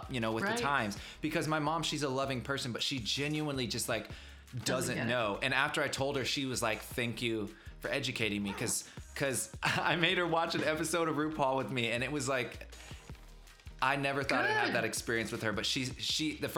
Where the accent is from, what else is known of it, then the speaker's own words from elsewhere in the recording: Chattanooga, Tennessee, United States; I grew up in Chattanooga, Tennessee. It's very Southern.